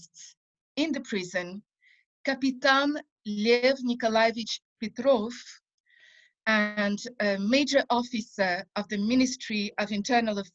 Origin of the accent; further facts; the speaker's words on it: France; moved away as an adult; now in Israel; as a kid and as a teenager growing up in France